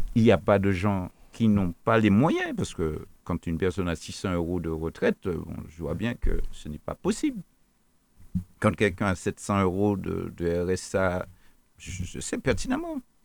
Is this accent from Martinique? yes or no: yes; Martinique; nous sommes des Martiniquais